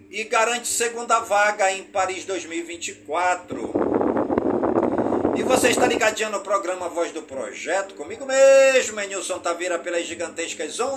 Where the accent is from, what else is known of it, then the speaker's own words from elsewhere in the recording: Careiro da Várzea, Amazonas, Brazil; em todas as comunidades do Careiro da Vaz e a minha cidade natal